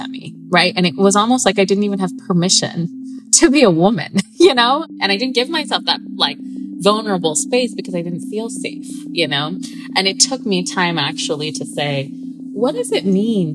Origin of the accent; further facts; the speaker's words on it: Southern California, United States; I grew up in Southern California my whole life.